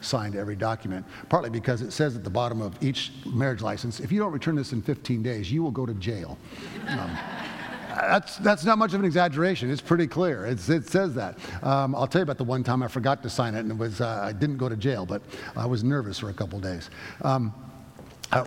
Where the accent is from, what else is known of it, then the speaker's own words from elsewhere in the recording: United States; I'm an American through and through.